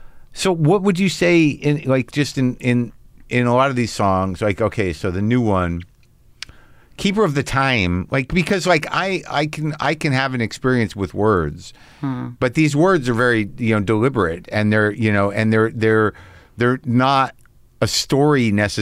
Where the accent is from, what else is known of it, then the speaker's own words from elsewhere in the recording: Albuquerque, New Mexico, United States; moved away; I grew up in New Mexico.